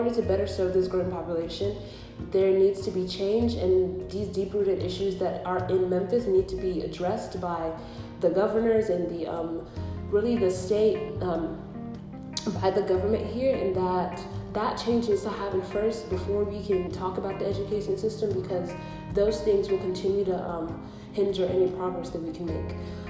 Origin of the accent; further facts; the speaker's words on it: Nigeria; moved away; because I myself am an immigrant. I came here in 2007 from Nigeria